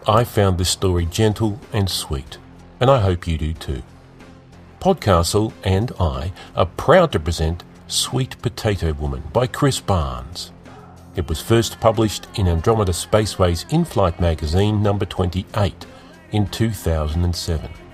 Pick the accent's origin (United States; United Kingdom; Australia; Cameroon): Australia; Melbourne, Victoria; my hometown of Melbourne